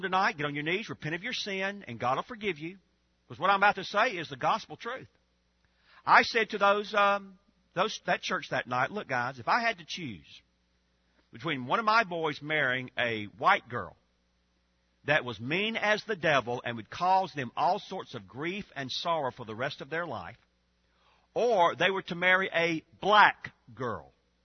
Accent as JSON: {"language": "English", "region": "Georgia", "country": "United States", "tie": "born or raised there", "said": "I grew up in Georgia."}